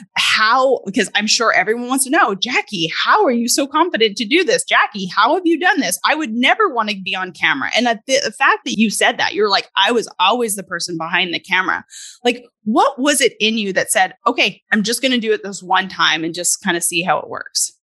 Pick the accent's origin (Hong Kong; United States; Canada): Canada; moved away; I'm originally from Canada